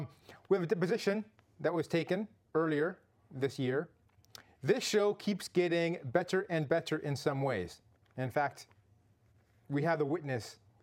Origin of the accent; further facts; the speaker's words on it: Canada; now in California, United States